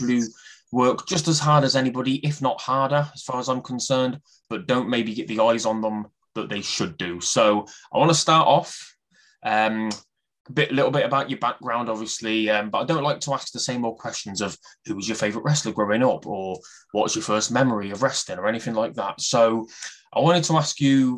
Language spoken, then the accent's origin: English; Coventry, West Midlands, United Kingdom; I'm from Coventry, like bang in the Midlands